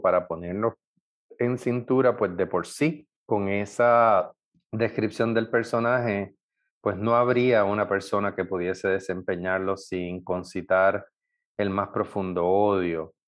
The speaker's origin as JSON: {"language": "Spanish", "country": "Puerto Rico", "said": "todos los puertorriqueños"}